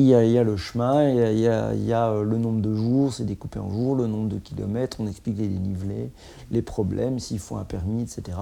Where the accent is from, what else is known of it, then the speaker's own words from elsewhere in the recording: Mouscron, Wallonia, Belgium; je viens de Moucron